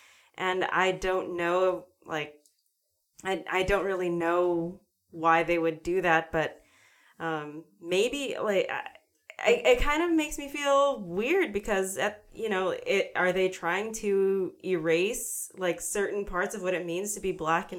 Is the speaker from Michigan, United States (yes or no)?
no; Los Angeles, California, United States; I'm Filipino, Filipino-American. I grew up in Los Angeles, and everyone thinks I'm Mexican